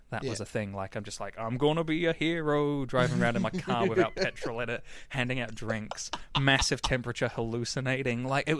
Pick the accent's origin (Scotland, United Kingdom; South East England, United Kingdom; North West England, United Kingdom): North West England, United Kingdom; Manchester; accent: northern accent; also born or lived in Cambridge / Hertfordshire; So I was born in Cambridge and then lived in Manchester and went to school there. So my accent used to be Skeel and Book and Path and things like that, northern accent.